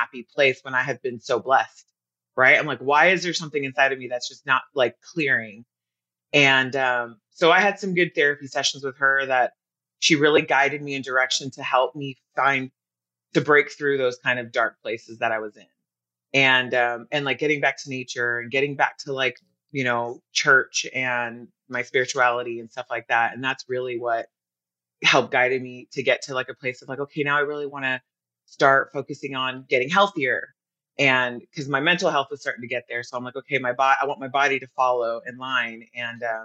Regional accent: United States; also born or lived in Sydney, Australia / Hawaii / Carlsbad, California; I was born in Sydney, Australia. I was raised in Hawaii. Then I grew up in Carlsbad, California. I've been on the coast my entire life.

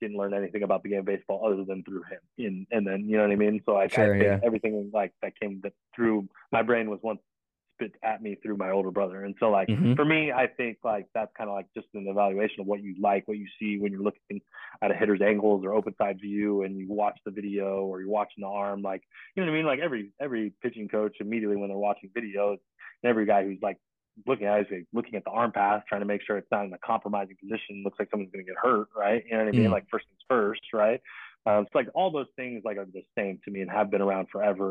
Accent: Long Beach, California, United States; I grew up in Long Beach

